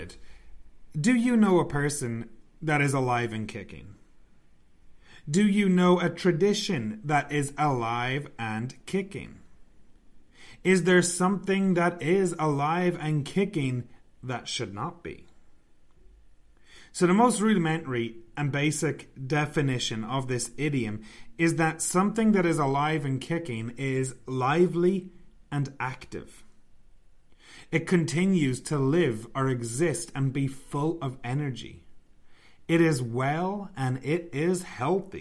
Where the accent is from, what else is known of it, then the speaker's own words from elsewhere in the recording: Ireland; I'm from Ireland